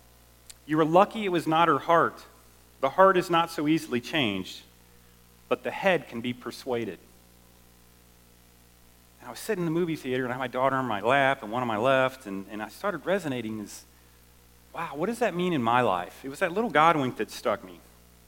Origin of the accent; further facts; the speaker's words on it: Southwest Missouri, United States; also born or lived in Chicago; I was born in Chicago. I grew up in Southwest Missouri.